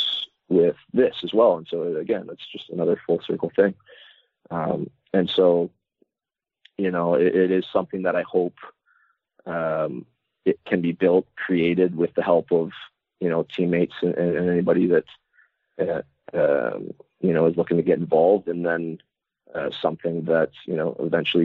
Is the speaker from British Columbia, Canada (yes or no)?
no; Dryden, Ontario, Canada; moved away; Chris Pronger's from my hometown